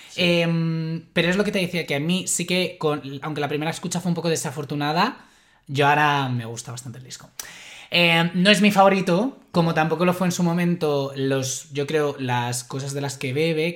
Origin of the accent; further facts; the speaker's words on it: Madrid, Community of Madrid, Spain; soy madrileño